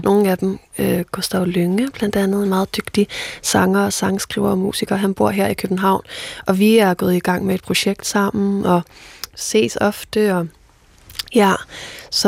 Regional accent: Faroe Islands; first language Faroese; Danish is a second language; mit færøske sprog

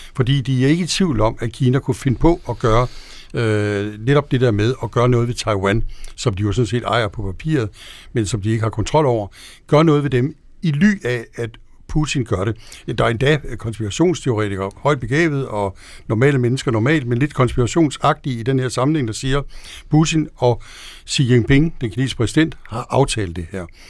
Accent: Denmark; also born or lived in Washington, D.C.; jeg er dansker

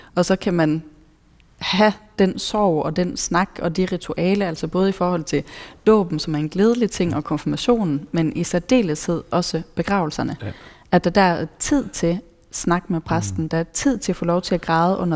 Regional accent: Norway; now in Denmark; jeg er nordmand

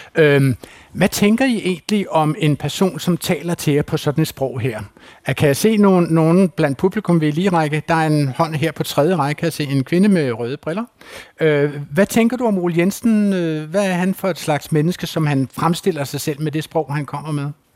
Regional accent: Funen, Southern Denmark, Denmark; moved away; also born or lived in Zealand; har boet både på Sjælland og stammer fra Fyn

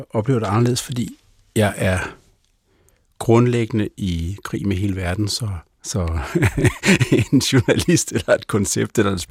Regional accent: Germany; now in Denmark; Jeg kommer fra Tyskland, og der, er, der ser man øh, kvaliteten i, at man går til hinanden.

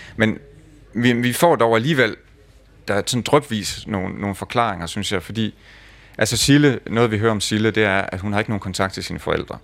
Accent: Lemvig, Central Denmark Region, Denmark; min opvækst i Lemvi

